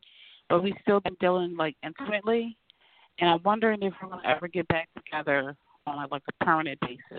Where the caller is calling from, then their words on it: Pennsylvania, United States; I'm calling from Pennsylvania.